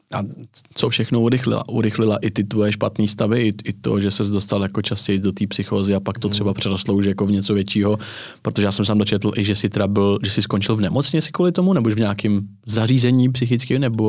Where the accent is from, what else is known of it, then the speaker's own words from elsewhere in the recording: Tábor, South Bohemian Region, Czechia; Třeba u nás na jihu Čech, já jsem z Tábora